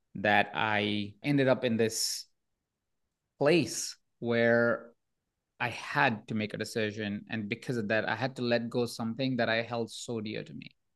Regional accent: Jaipur, Rajasthan, India; moved away; I was born in India, in a small town of Jaipur

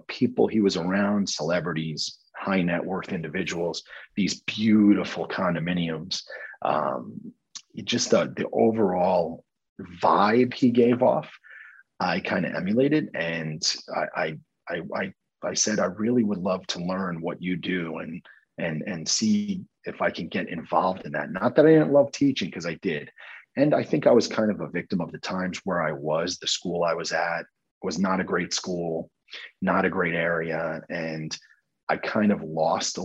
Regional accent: Rockland County, New York, United States; moved away as an adult; also born or lived in Morgantown, West Virginia; So I grew up just outside of New York City in Rockland County, New York.

